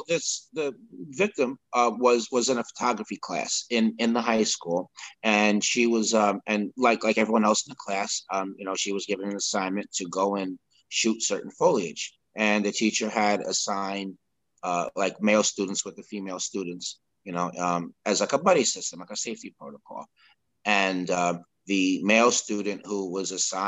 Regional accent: Peekskill, New York, United States; also born or lived in Sleepy Hollow, New York; I grew up in Peekskill, which was a short 20 minutes north of there in the same county, in Westchester County, New York.

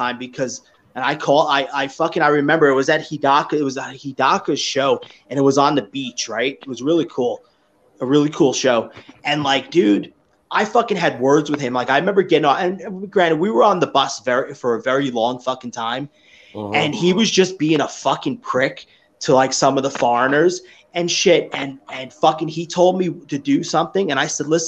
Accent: New York, United States; me growing up in New York

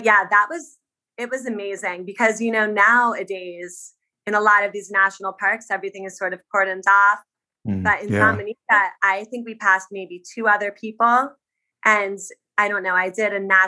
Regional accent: New Jersey, United States; I grew up on the East Coast in New Jersey

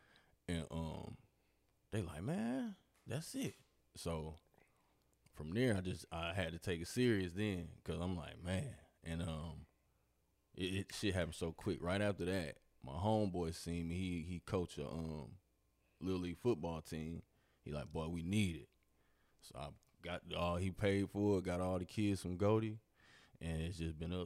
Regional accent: Milwaukee, Wisconsin, United States; I'm from Milwaukee, Wisconsin. But I've been here most of my life though. But I'm from Milwaukee.

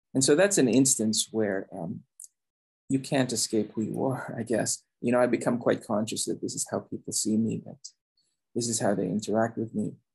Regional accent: Philippines; now in United States; I was born in the Philippines, I grew up there.

